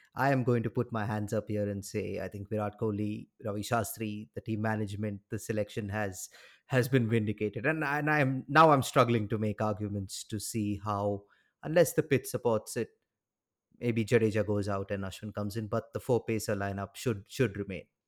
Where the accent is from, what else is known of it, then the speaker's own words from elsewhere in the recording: India; as an Indian